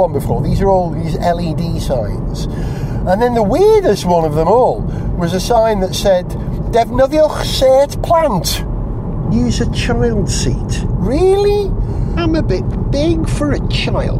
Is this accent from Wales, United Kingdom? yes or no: yes; Wales, United Kingdom